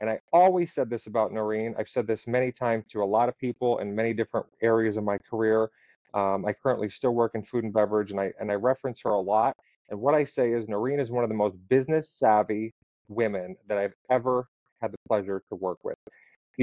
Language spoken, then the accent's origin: English; West Pittston, Pennsylvania, United States; also born or lived in Wyoming, Pennsylvania; now in Tampa, United States; I grew up in Wyoming and West Pittston, Pennsylvania